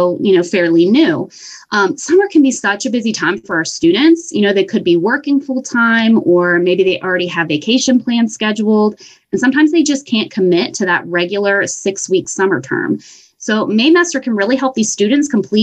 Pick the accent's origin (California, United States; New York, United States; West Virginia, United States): West Virginia, United States; Bridgeport; I am a West Virginia native. I'm actually from Bridgeport, West Virginia